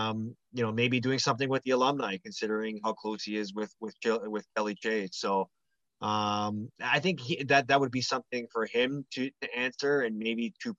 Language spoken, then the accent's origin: English; Toronto, Ontario, Canada; One of my other best friends on our team that we grew up in Toronto